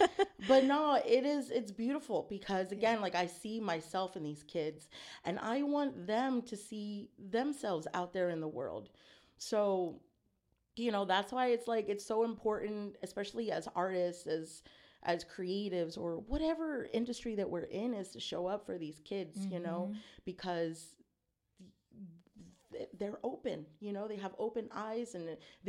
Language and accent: English; San Antonio, Texas, United States; you know, growing up in San Anto, beautiful, beautiful community, a lot of culture. But I grew up in a way where it was like try to assimilate, you know, in the white spaces.